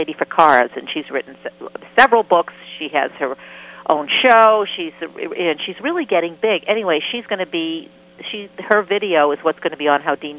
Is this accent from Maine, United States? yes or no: yes; Maine, United States; I'm from Maine.